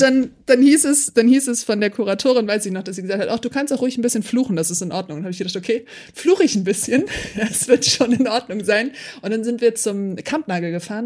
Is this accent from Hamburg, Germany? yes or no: yes; Hamburg, Germany; ich bin ja Hamburgerin